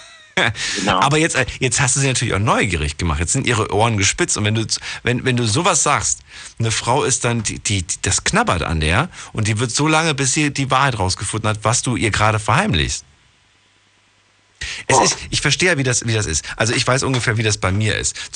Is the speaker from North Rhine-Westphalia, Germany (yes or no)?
no; Stuttgart, Baden-Württemberg, Germany; bin aus Stuttgart.